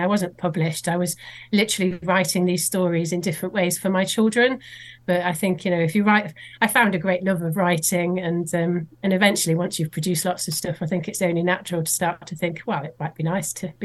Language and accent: English; Swansea, Wales, United Kingdom; I grew up in Swansea